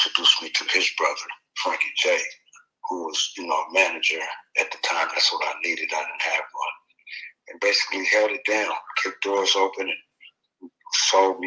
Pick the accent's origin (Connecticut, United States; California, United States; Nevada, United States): California, United States; San Francisco; being from Frisco